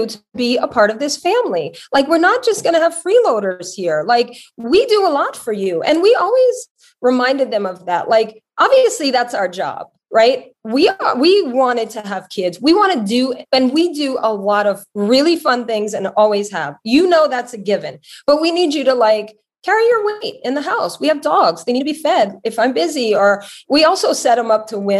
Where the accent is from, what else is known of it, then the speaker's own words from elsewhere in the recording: Louisiana, United States; also born or lived in Connecticut; now in Los Angeles, United States; my whole family lives in Louisiana